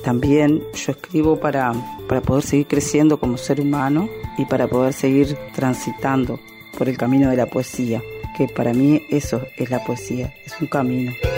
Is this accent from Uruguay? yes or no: yes; Uruguay; also born or lived in Minas, Uruguay; soy uruguaya, vivo en la ciudad de Minas